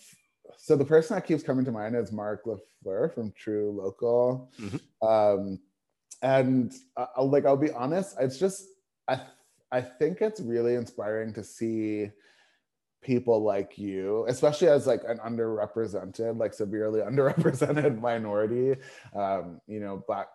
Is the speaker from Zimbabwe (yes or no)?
no; Toronto, Ontario, Canada; moved away; back in Toronto, my hometown